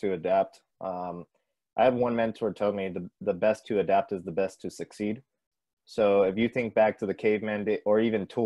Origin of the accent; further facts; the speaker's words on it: San Antonio, Texas, United States; I'm from San Antonio